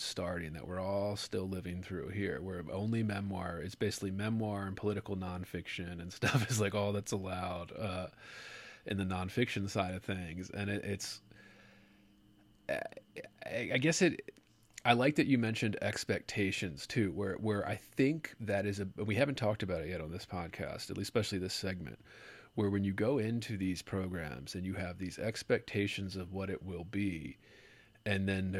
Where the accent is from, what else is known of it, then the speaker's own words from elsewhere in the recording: Baltimore, Maryland, United States; I grew up in there on that area. I grew up in Maryland, Baltimore, Maryland